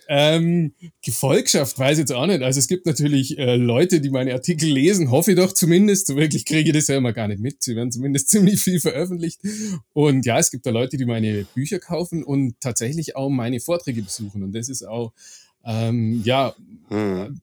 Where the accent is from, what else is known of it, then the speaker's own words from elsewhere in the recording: Augsburg, Bavaria, Germany; ich bin gebürtig aus Augsburg